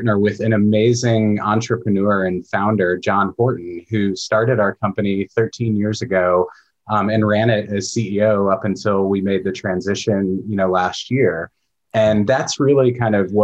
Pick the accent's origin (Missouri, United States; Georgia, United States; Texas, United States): Missouri, United States; just outside of St. Louis; moved away as an adult; now in Portland, United States; I grew up in just outside of St. Louis, Missouri, but I've been in Portland since 2001.